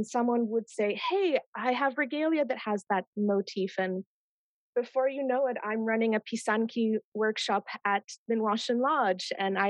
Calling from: Ottawa, Ontario, Canada; So first I wanted to say that I am calling in from Ottawa, which is on unceded Algonquin Anishinaabe territory.

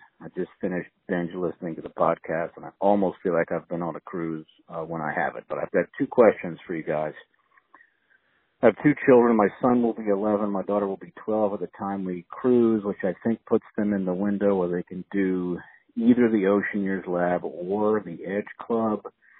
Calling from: Charleston, South Carolina, United States; I'm from Charleston, South Carolina. I'm a longtime DVC member

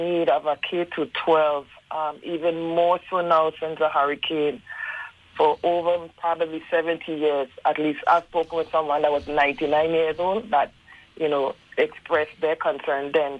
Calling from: U.S. Virgin Islands; I am calling from St. John, Virgin Islands.

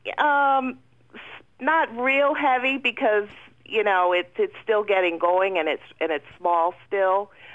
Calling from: Brecksville, Pennsylvania, United States; I'm from Brinecksville, PA.

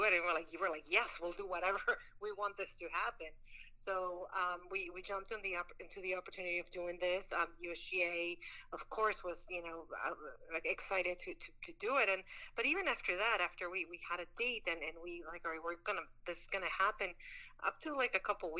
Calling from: New York, United States; moved away; I'm adopted New Yorker, but I'm calling myself a New Yorker

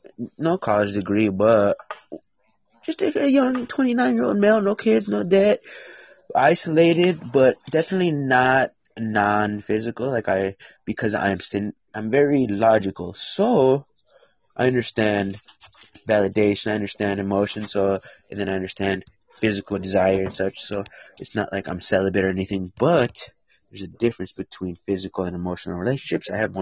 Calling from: United States; I am a United States.

